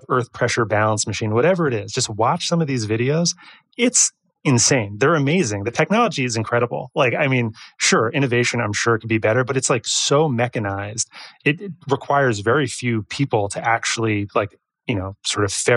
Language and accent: English; New York, United States; we're from New York